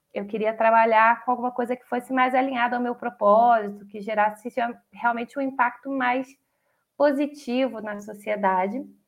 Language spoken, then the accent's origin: Portuguese; Brazil; a gente é brasileiro